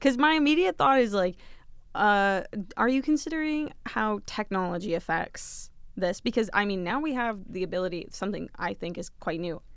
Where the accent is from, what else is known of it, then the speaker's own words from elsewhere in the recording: Dresden, Ontario, Canada; now in London, Canada; my hometown of Dresden, Ontario, with three thousand people